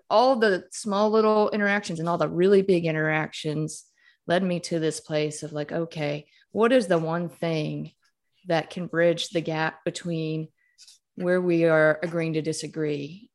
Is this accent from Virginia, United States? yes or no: no; Mississippi, United States; moved away as an adult; I grew up in Mississippi, I grew up Catholic